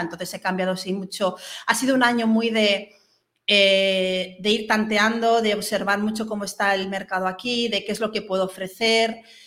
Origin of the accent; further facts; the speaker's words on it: Mallorca, Balearic Islands, Spain; moved away as an adult; also born or lived in Barcelona; Yo soy de Mallorca, estudié en Barcelona y cuando volví a Mallorca